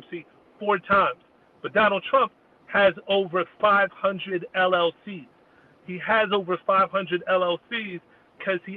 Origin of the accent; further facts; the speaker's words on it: New Jersey, United States; also born or lived in Atlanta; my home state of New Jersey, which really only because I started there, because that's where I grew up